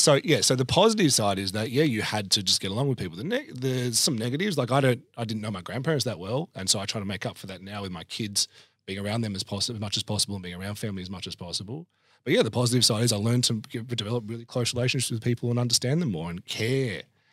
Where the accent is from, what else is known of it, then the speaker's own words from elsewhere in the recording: Australia; so I don't consider myself Italian, right? Because I'd say I'm Australian with my passport, but because I didn't grow up around my very, very Italian Adelaide family.